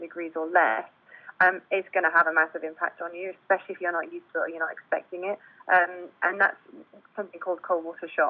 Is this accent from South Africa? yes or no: yes; South Africa; now in United Kingdom; I was born and brought up in South Africa.